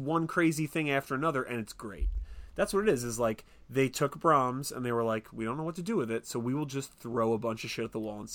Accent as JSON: {"language": "English", "country": "United States", "said": "I'm American."}